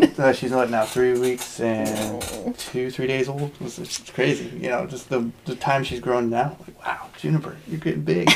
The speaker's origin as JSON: {"language": "English", "country": "United States", "said": "as Americans, as we are, you know, my wife being Japanese"}